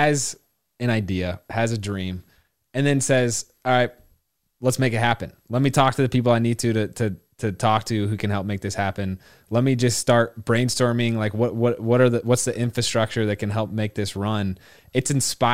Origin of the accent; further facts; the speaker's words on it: Indiana, United States; I growing up in Indiana